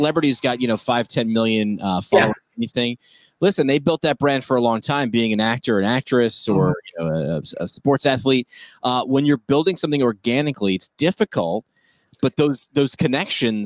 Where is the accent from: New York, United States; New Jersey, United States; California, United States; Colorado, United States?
New York, United States; I'm staying here in my home state of New York.